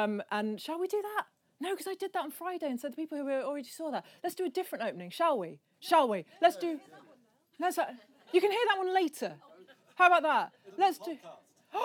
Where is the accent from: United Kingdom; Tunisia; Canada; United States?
United Kingdom; Midlands; I'm from the Midlands, so I'm pikey and I say it wrong